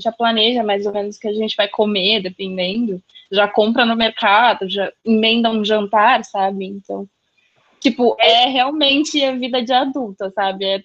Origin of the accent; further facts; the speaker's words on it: Santos, São Paulo, Brazil; now in Rio Grande do Sul, Brazil; Eu sou de Santos, mas agora eu moro no Rio Grande do Sul.